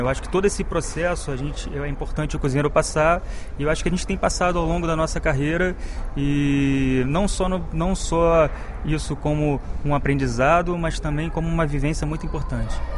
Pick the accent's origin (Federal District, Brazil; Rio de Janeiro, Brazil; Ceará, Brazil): Rio de Janeiro, Brazil; also born or lived in Piauí; eu nasci no Rio